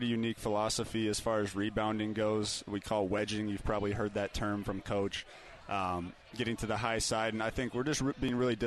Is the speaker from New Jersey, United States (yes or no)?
no; Eagle, Idaho, United States; moved away as an adult; it's right outside Boise, probably about 15, 20 minutes away. So I grew up there my whole life, same neighborhood